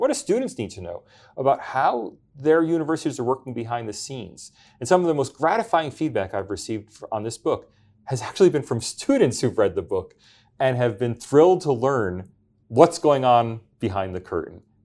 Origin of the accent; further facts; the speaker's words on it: United States; now in Australia; I'm not a patriotic Australian, I'm an American, and if push comes to shove, that's what I'll always be